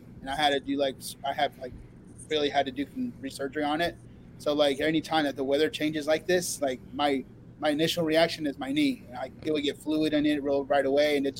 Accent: Oregon, United States; now in Texas, United States; I'm from Oregon.

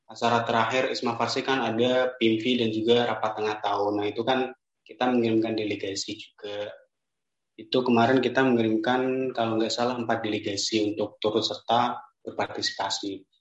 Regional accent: Rembang, Central Java, Indonesia; now in Semarang, Indonesia; Aku asalnya dari kota Rembang. Nah, bagi teman-teman yang nggak tahu Rembang itu di mana, Rembang tuh di daerah ujung timur utara tepatnya itu perbatasan langsung antara Jawa Tengah dan Jawa Timur.

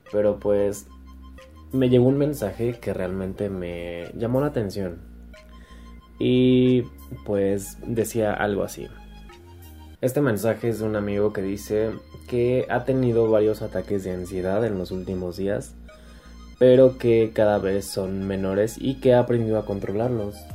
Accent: Mexico; por lo menos en mi país, en México, eh, que te reconozcan algo está cañón.

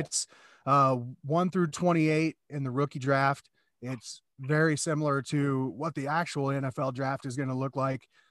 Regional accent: Des Moines, Iowa, United States; I grew up in Iowa

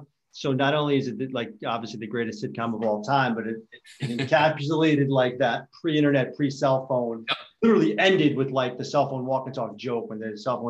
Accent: New York, United States; we're both from New York

